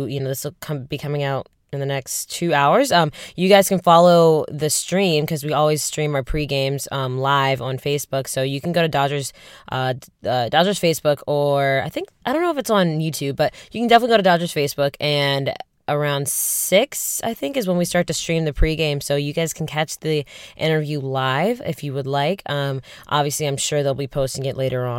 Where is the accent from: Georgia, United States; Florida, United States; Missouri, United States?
Georgia, United States; Atlanta; I'm from Atlanta